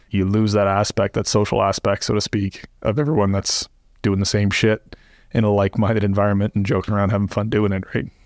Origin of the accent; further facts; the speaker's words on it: Canada; moved away; I'm from Canada originally